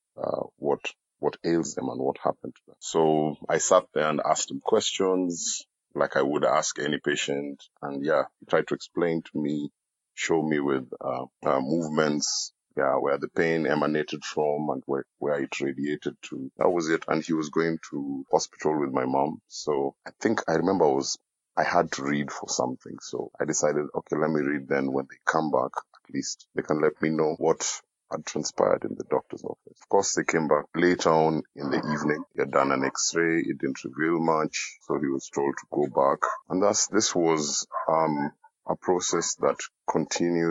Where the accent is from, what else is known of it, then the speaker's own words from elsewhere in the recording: Nairobi, Kenya; I come from Nairobi, Kenya